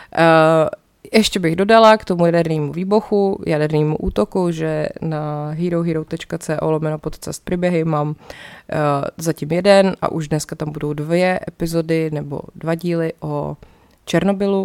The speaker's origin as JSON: {"language": "Czech", "town": "České Budějovice", "region": "South Bohemian Region", "country": "Czechia", "tie": "born or raised there", "said": "když jsem byla malá, tak jsme chodili u nás v Budějcích do kina Vesmír"}